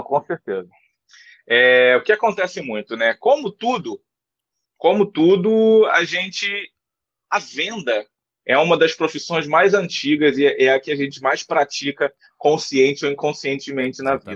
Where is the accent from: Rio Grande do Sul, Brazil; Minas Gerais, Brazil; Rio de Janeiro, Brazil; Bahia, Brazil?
Rio de Janeiro, Brazil; eu sou do Rio de Janeiro